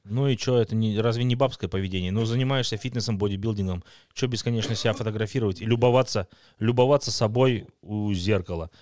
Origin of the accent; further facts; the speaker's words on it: Russia; в моем родном городе российском, э, в глубинке